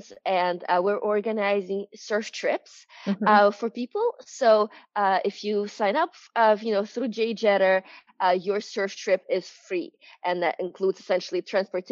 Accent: New York, United States; I'm from New York

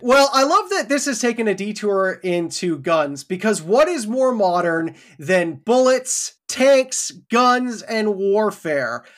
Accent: Canada; me as a Canadian who's never held a gun before.

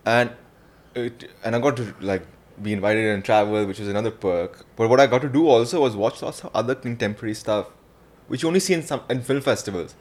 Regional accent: India; I'm this Indian guy who's come

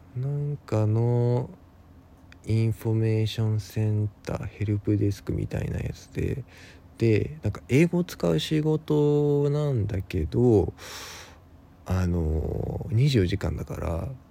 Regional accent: Ibaraki, Japan; moved away as an adult; also born or lived in Tokyo; 僕、出身が茨城

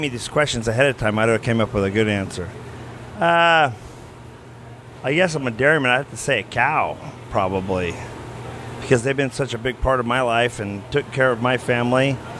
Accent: Tulare, California, United States; So my hometown's Tulare

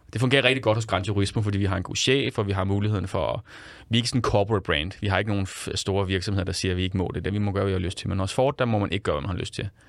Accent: Central Zealand, Denmark; jeg kommer selv fra Midtsjælland. Jeg er jo en kæmpe bonderøv selv

